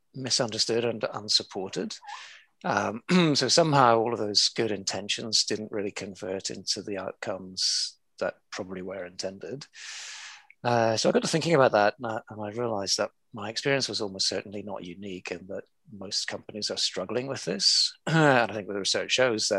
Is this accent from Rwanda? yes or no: no; Belfast, Northern Ireland, United Kingdom; now in Hong Kong, China; originally I was born in Belfast and brought up in the chaos of the 1970s in Belfast.